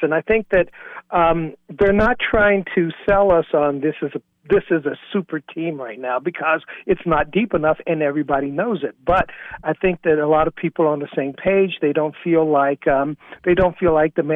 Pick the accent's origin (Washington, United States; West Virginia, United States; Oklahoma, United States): West Virginia, United States; Bluefield; my hometown of Bluefield, West Virginia